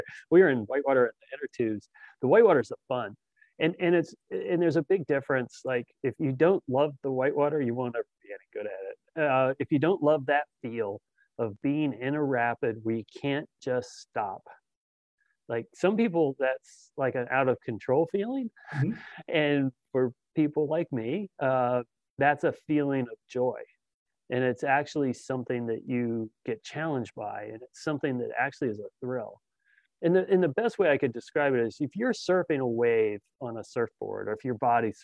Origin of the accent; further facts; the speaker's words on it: Fairfax, Virginia, United States; I grew up in Fairfax